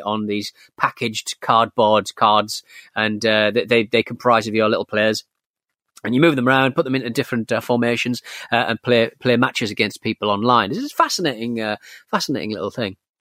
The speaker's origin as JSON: {"language": "English", "region": "North East England", "country": "United Kingdom", "said": "was from the northeast of England"}